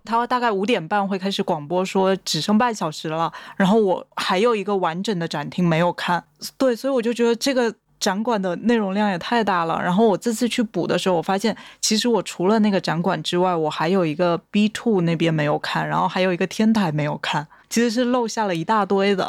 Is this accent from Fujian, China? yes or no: yes; Quanzhou, Fujian, China; moved away; 我是 全州人